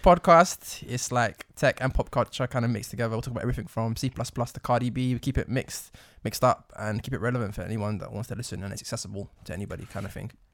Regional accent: United Kingdom; accent: British; we've got British accents

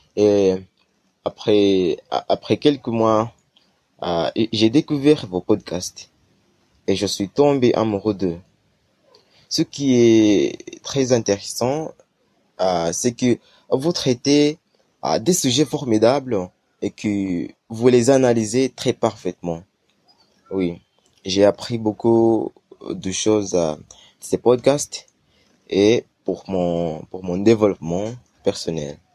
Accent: Uganda; French is a second language; je viens d'Ouganda, un pays d'Afrique euh, orientale

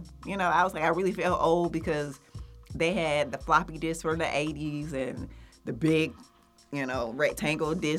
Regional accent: Atlanta, Georgia, United States; I grew up in Atlanta

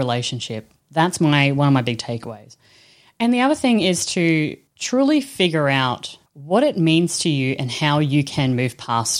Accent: Australia; I'm Australian bogan

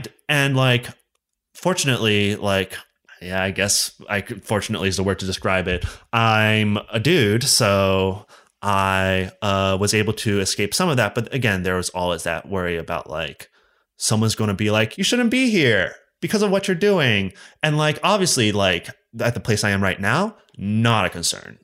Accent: Allentown, Pennsylvania, United States; now in Pittsburgh, United States; I grew up in Allentown, Pennsylvania, and then I moved to Pittsburgh for college, and I'm sticking around.

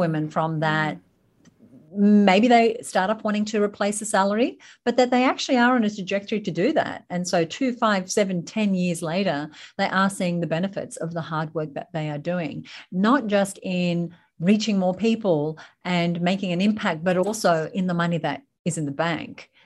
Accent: Sydney, New South Wales, Australia; also born or lived in United Kingdom / United States; So I live in Sydney, Australia, born and raised in Sydney, Australia, though I have done stints in the U K and the U S

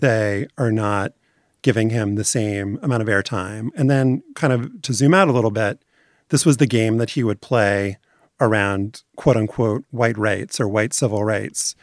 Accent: New Orleans, Louisiana, United States; because I'm from New Orleans

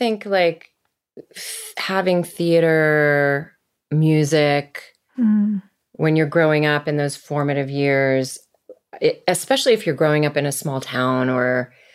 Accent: Virginia, United States; also born or lived in Massachusetts; we moved to Virginia when I was 7. Mm. I was born in Massachusetts because my parents were both at school there.

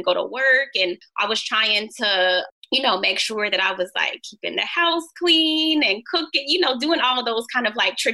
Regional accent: Ohio, United States; moved away as an adult; also born or lived in New Jersey; I grew up in Ohio, so more Midwest

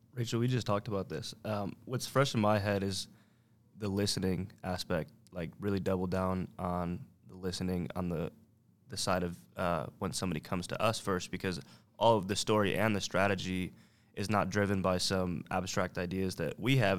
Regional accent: Syracuse, New York, United States; born and raised in Syracuse, New York

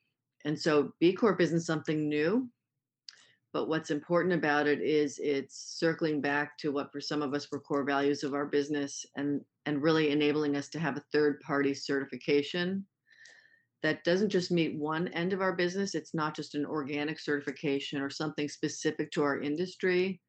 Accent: New York, United States; moved away as an adult; now in Portland, Maine, United States; And I'm originally from New York.

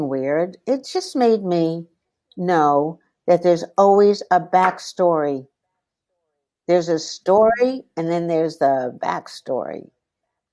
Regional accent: New York, United States; also born or lived in Shanghai, China; I grew up in the East Village

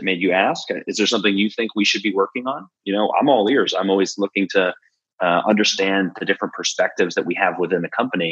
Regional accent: Philadelphia, Pennsylvania, United States; we're from Philly

